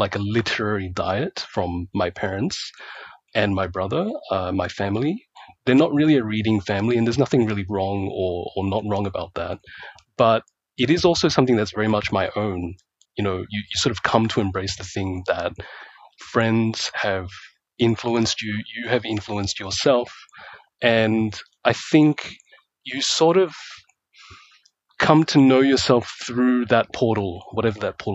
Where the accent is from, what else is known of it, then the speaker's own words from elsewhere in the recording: Australia; also born or lived in Malaysia; And I grew up in Australia